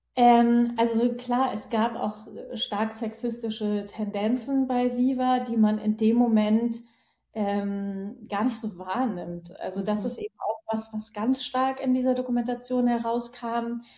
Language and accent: German; Northern Germany, Germany; accent: northern German dialect; dass man mir irgendwann meinen nordischen Dialekt verboten hatte